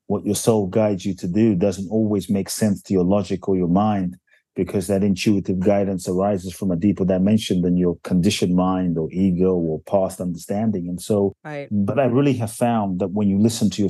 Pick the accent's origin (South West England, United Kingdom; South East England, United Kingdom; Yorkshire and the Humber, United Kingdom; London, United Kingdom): London, United Kingdom; also born or lived in Ghana; now in United States; I was born in Ghana, West Africa. Just a bit of backstory. My father's from Ghana. My mother's Japanese. I grew up in London. I live in the US